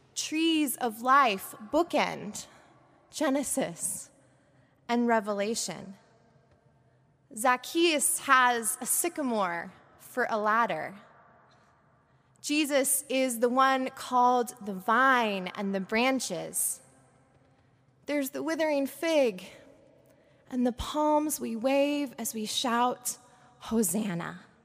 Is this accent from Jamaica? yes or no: no; Portland, Oregon, United States; moved away; with my family in Portland, Oregon, where I grew up